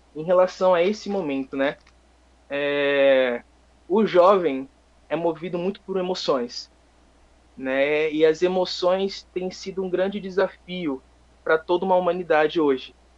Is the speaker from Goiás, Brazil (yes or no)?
no; Guarujá, São Paulo, Brazil; moved away as an adult; now in Bom Jesus da Lapa, Brazil; Eu sou natural lá de Guarujá, é, litoral do estado de São Paulo.